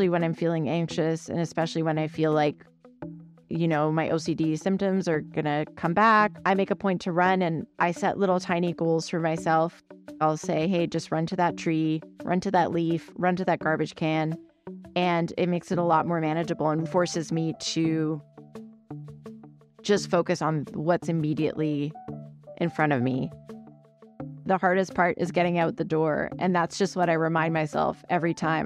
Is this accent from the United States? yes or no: no; Vancouver, British Columbia, Canada; I grew up in Vancouver, Canada